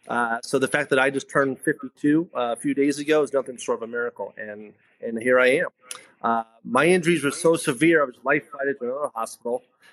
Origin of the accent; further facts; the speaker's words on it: New York, United States; born there; also born or lived in Spring Valley; I was 8 weeks old. I was born in New York.